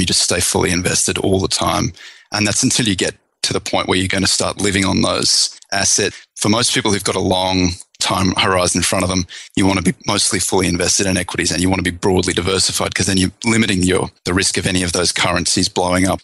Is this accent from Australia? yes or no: yes; Australia; now in United States; I'm Australian originally